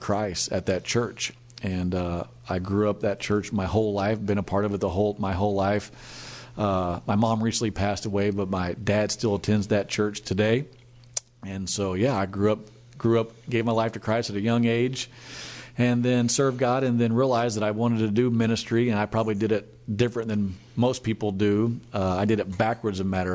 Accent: Nixa, Missouri, United States; also born or lived in Springfield, Missouri; now in Tulsa, United States; born and raised in Nixon, Missouri, which is right outside of Springfield or Branson

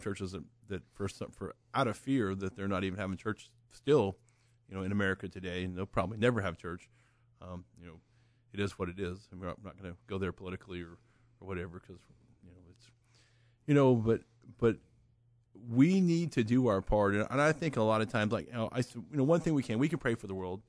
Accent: Oklahoma, United States; I'm from Oklahoma.

